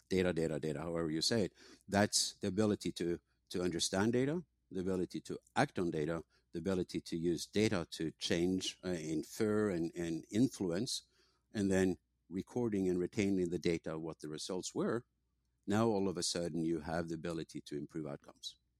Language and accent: English; Norway; moved away as an adult; also born or lived in England; now in San Diego, United States; I grew up in Norway, went to university in England, uh, and came to, to San Diego